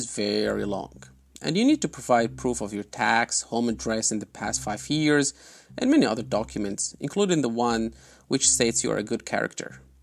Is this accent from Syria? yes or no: yes; Aleppo, Aleppo Governorate, Syria; English is a second language; moved away as an adult; now in London, United Kingdom; a kid who was raised in Aleppo in Syria, and now I'm a British citizen